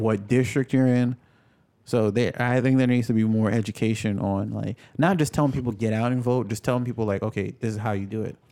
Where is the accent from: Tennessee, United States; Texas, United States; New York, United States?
New York, United States; I grew up in New York